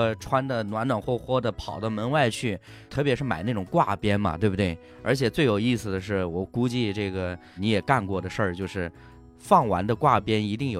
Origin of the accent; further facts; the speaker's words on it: Henan, China; 河南的，